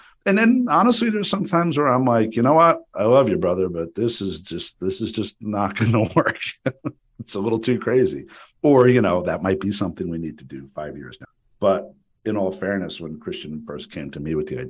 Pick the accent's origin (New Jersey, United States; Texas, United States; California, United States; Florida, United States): New Jersey, United States; Paramus; I grew up with you in Paramus